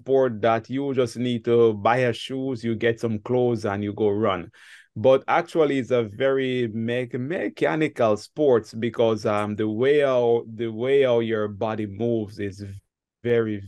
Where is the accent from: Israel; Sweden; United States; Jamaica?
Jamaica; Ocho Rios, Saint Ann; now in France; I am a Jamaican, and the city that I was born is called Ocherios, but our locals, we call the city Ochi